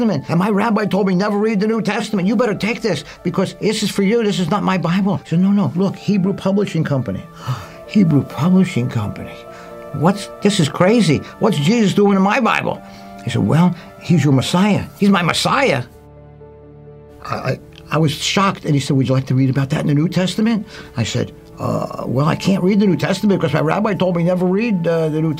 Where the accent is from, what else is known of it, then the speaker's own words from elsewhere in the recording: Philadelphia, Pennsylvania, United States; I grew up in Philadelphia in a Jewish neighborhood